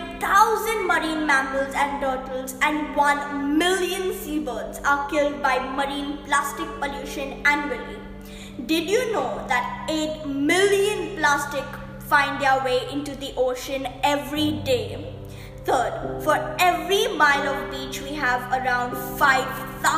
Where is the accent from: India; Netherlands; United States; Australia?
India; now in Dubai, United Arab Emirates; I'm a student of Dubai Scholars and I'm an Indian